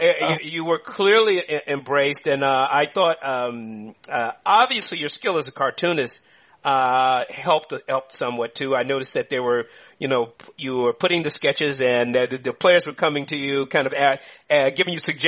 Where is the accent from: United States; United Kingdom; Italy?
United States; Oakland, California; I grew up in Oakland.